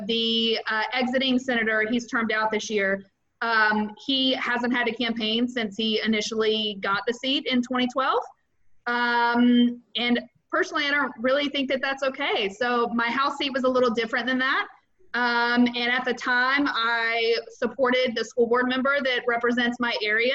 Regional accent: Mississippi, United States; moved away as an adult; now in Florida, United States; I'm originally from Mississippi. I've been in Florida for 7 years

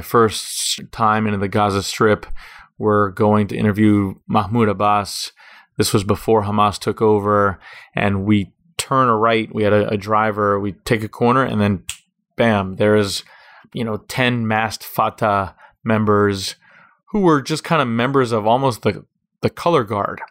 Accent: Miami Beach, Florida, United States; also born or lived in Jerusalem; I grew up here on Miami Beach, Florida.

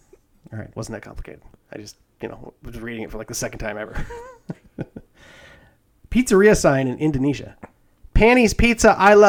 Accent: Alabama, United States; Hey, man, I'm from Alabama.

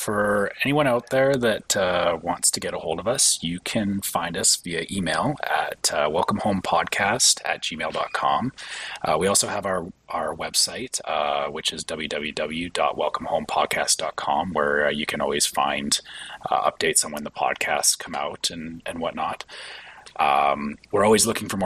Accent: Canada; me being a Canadian

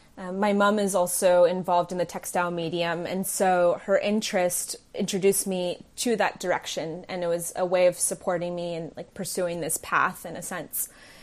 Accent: California, United States; also born or lived in England / New York / New Delhi, India; I guess some would say I'm a Bay Area native, but I was born in England and then raised in between the Bay Area, California, New York, and New Delhi, India.

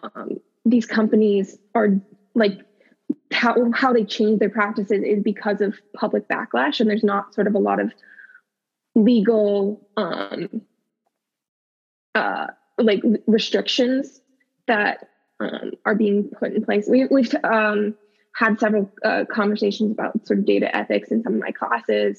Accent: Virginia, United States; I grew up in Virginia, so kind of driving everywhere

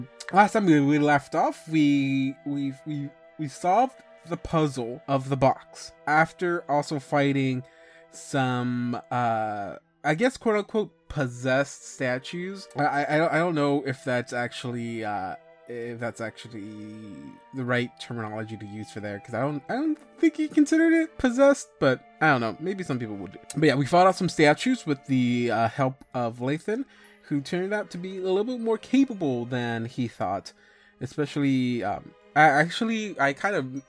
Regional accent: Mexico; we're Mexican

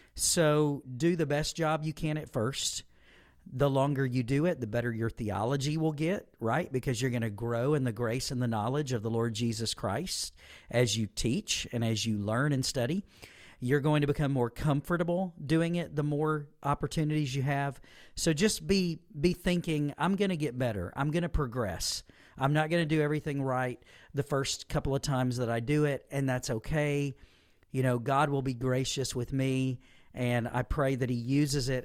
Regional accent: Southaven, Mississippi, United States; moved away as an adult; this is where I was born and raised, grew up, and I've returned to a church and a ministry that uh, affected me when I was young

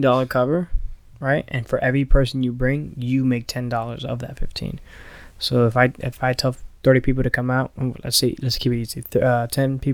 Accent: Miami, Florida, United States; moved away; I'm from Miami

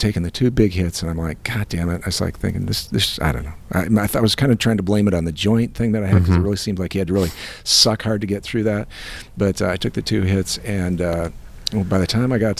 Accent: Iowa, United States; I'm from Iowa

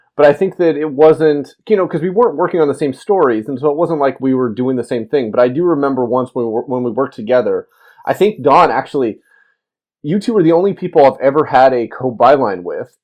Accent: Alaska, United States; moved away as an adult; also born or lived in Missouri; I was coming from Alaska and I was going to the University of Missouri

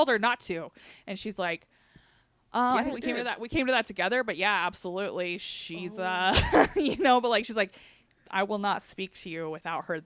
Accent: United States; I'm an American

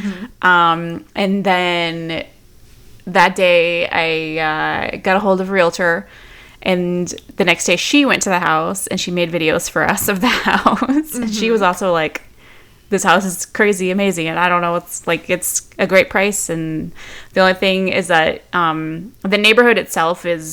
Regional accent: Midwest, United States; moved away as an adult; now in Austin, United States; my husband and I grew up in the Midwest, and even though we've lived in Texas for like 15 years

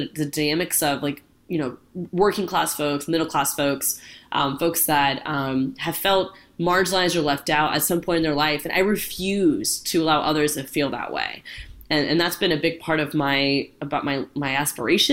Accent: Orlando, Florida, United States; I have grown up in Orlando my entire life. I'm born and raised in Central Florida

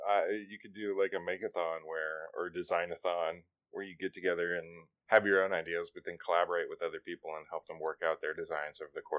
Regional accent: Nevada, United States; it would drive me nuts because I came from Nevada. We have sunshine all the time.

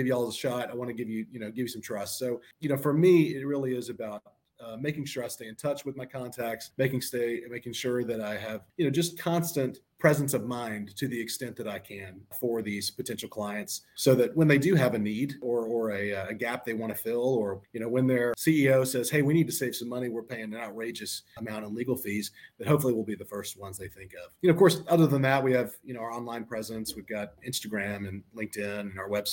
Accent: Panama City, Florida, United States; now in Atlanta, United States; I grew up in Panama City, Florida

